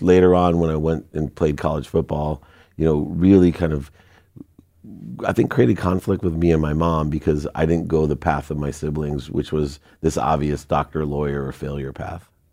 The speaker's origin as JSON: {"language": "English", "town": "Akron", "region": "Ohio", "country": "United States", "tie": "born or raised there", "also_born_or_lived": "San Diego", "moved": "yes", "said": "we grew up in Akron"}